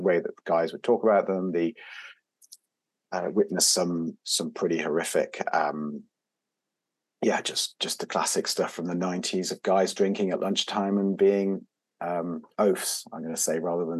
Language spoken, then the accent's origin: English; Belgium; but I grew up, I didn't grow up in the UK. I grew up in Belgium, and I grew up in an international environment. So my mother's French. Mm-hmm. My father's British